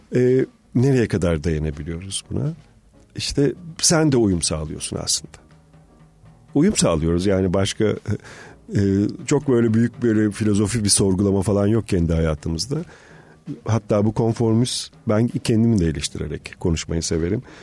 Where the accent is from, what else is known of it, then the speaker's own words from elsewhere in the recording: Marmara Island, Balıkesir, Turkey; ben bir ada doğumluyum. Marmara Adası'nda doğdum